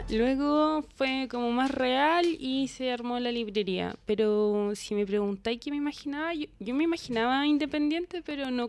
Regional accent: Concepción, Biobío, Chile

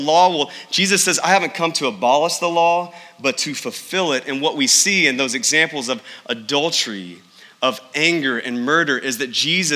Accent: East Texas, United States; I grew up in the Bible Belt of East Texas

